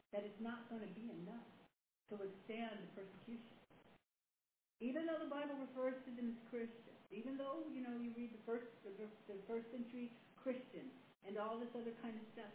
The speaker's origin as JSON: {"language": "English", "country": "United States", "said": "I'm an American"}